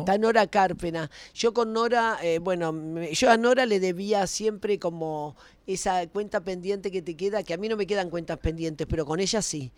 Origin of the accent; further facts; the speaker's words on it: Argentina; siempre fui profeta en mi tierra.